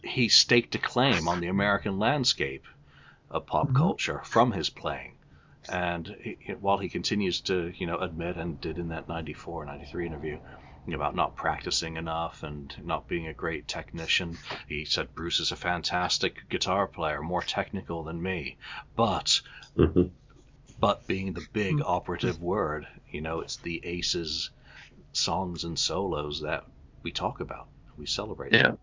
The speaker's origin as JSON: {"language": "English", "region": "England", "country": "United Kingdom", "said": "an English guy"}